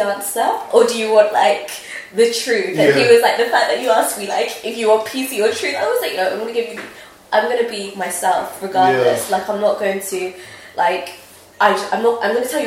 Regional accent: United Kingdom; also born or lived in Nigeria; I know I'm British, but I'm also Nigerian

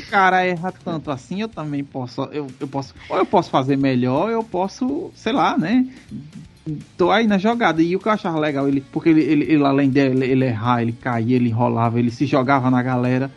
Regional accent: Northeast Region, Brazil; eu sou daqui do Nordeste.

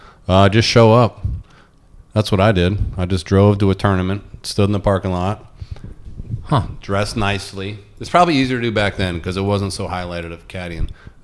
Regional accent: West Palm Beach, Florida, United States; Originally from West Palm Beach, Florida.

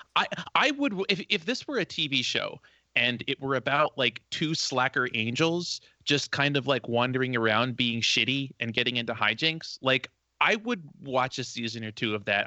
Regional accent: New Jersey, United States; i'm from south Jersey, although not like very far South Jersey

